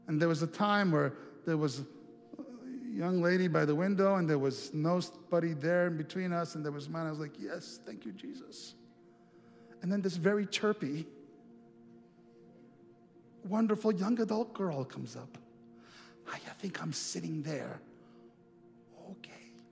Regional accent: Montana, United States; I let me tell you, I'm from Montana, and next thing you know, we spend two and a half hours talking about her life.

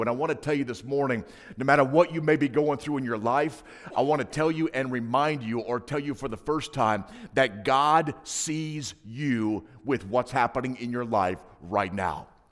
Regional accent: Hinsdale, Illinois, United States; I grew up in a small, um, Adventist ghetto, uh, known as Hinsdale, Illinois

